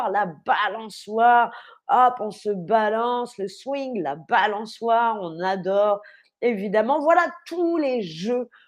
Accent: Paris, Île-de-France, France; Le terrain de jeu de mon enfance à Montmartre puisque j'ai grandi à Paris, à Montmartre.

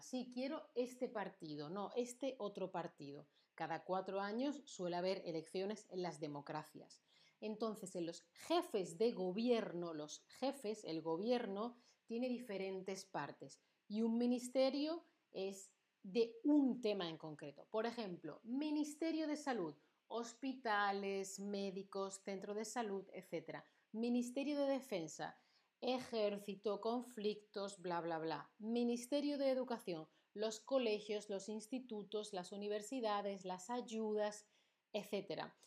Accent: Andalusia, Spain; accent: Andalusian; mi acento andaluz

